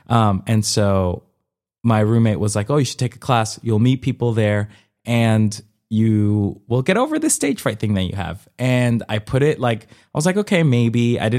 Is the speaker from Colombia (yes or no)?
yes; Colombia; born there; I've been doing it since I was four, and I was born in Colombia, mm-hmm. and when I was four, I did folkloric dancing